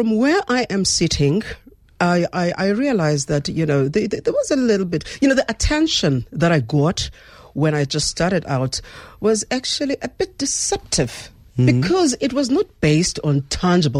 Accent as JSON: {"language": "English", "country": "South Africa", "said": "I'd like to see myself as a South African"}